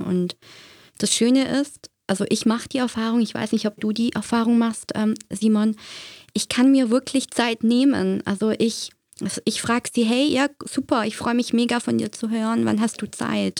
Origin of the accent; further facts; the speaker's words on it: Germany; now in Zürich, Switzerland; ich kenne das aus Deutschland. Ich bin ja gebürtig aus Deutschland